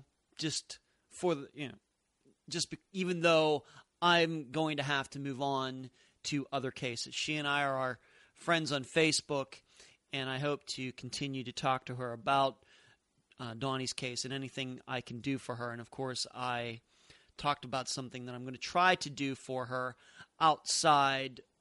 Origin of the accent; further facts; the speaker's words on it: Leechburg, Pennsylvania, United States; moved away; also born or lived in Las Vegas; where I grew up in Leechburg, Pennsylvania